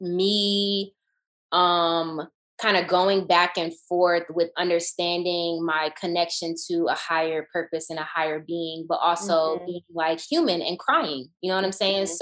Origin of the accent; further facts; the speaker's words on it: Atlanta, Georgia, United States; moved away as an adult; growing up in Atlanta when … was becoming and became